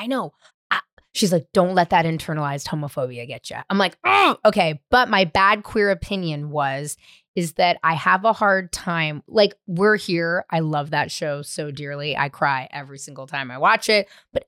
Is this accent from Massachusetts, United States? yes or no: no; San Francisco, California, United States; now in Los Angeles, United States; San Francisco.